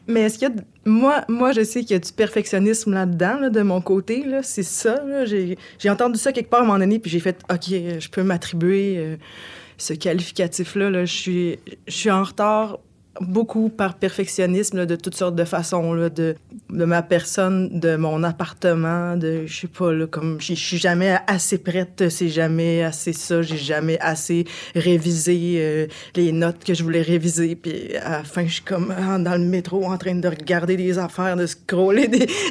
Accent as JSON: {"language": "French", "town": "Bécancour", "region": "Quebec", "country": "Canada", "tie": "born or raised there", "said": "je viens de Saint-Angèle-de-Laval. C'est situé juste en face euh, de Trois-Rivières"}